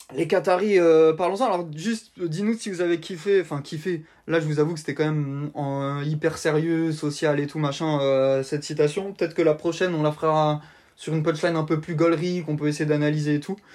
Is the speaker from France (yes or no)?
no; Italy; je suis italien